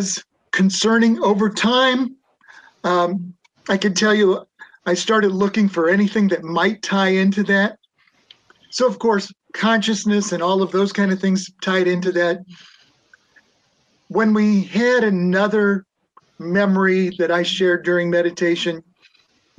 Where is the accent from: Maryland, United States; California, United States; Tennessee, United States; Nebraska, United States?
Nebraska, United States; moved away; also born or lived in Boston / Ohio; I was from Nebraska